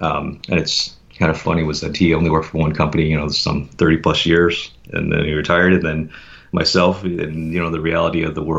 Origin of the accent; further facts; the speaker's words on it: Chicago, Illinois, United States; now in Seattle, United States; I was born and raised in Chicago, primarily in the Chicago suburb of Glenview. I'm very grateful to have been born there.